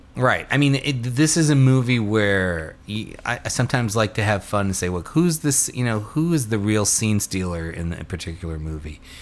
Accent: New York, United States; growing up in New York in the seventies and eighties

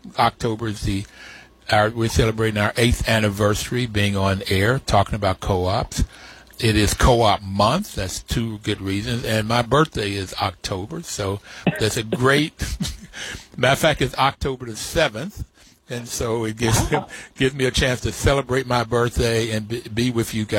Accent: West Virginia, United States; I grew up in West Virginia

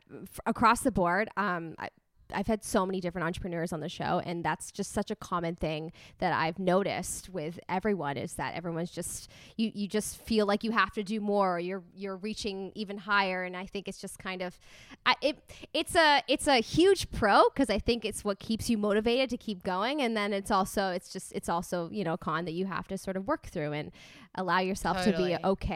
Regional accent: Canada; So whenever I go to the States, people always think that I'm from California just because of the way that I sound.

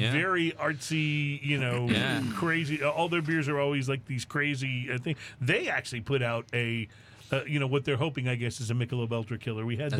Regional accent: Texas, United States; also born or lived in Oklahoma City; I'm a Texan, but sometimes here in the Lone Star State

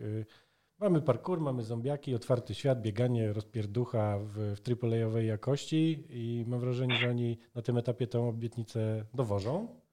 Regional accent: Poland; Urodziliśmy się w komunistycznym bloku, bez dostępu do zachodnich technologii, w biednym, zbankrotowanym kraju

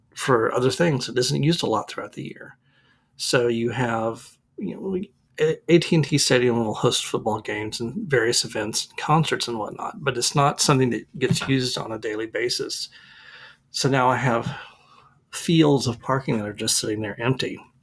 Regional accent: Arlington, Texas, United States; now in Dallas, United States; we live in Dallas now, but I grew up in Arlington

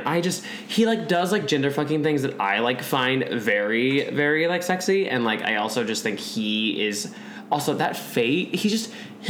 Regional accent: Kansas, United States; born or raised there; moved away

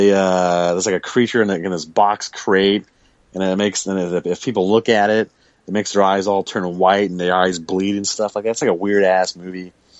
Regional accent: San Diego, California, United States; I was born here in San Diego. Born here.

